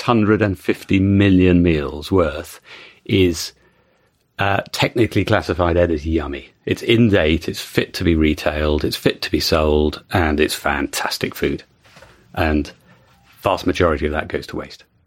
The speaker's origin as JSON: {"language": "English", "country": "United Kingdom", "said": "as a Brit"}